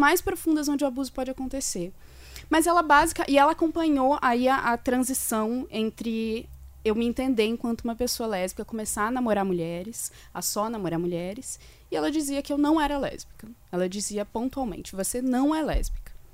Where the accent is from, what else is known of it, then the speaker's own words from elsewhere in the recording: Corupá, Santa Catarina, Brazil; eu sou natural de Corupá, em Santa Catarina